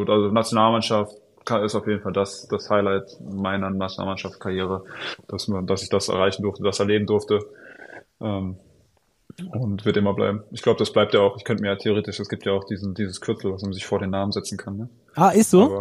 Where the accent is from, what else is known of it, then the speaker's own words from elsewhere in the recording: Ludwigsburg, Baden-Württemberg, Germany; Ludwigsburg, ja, ja, da halt.